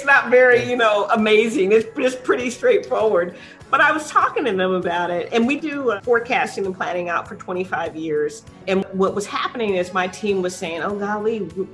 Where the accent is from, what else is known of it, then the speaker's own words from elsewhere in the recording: San Antonio, Texas, United States; I was born here in San Antonio on the east side of town